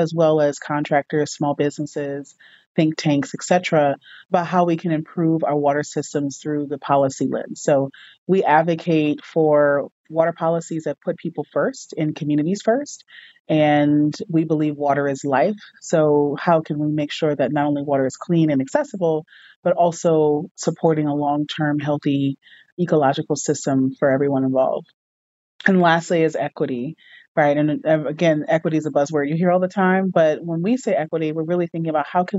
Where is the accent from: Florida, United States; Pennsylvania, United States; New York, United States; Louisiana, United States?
Louisiana, United States; New Orleans; I grew up in New Orleans